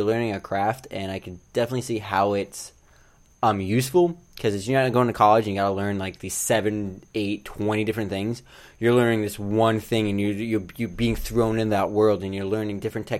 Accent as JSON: {"language": "English", "town": "Savannah", "region": "Georgia", "country": "United States", "said": "I'm from Savannah."}